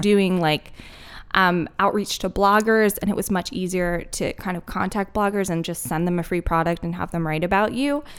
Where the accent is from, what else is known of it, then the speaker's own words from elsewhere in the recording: Philadelphia, Pennsylvania, United States; moved away as an adult; also born or lived in Denver, Colorado; now in Asheville, United States; I was born and raised in Philly